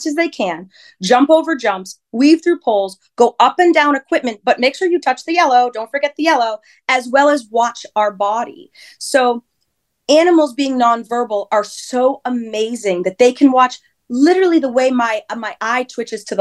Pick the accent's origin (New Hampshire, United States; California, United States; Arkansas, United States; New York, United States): New Hampshire, United States; I grew up in New Hampshire, born and raised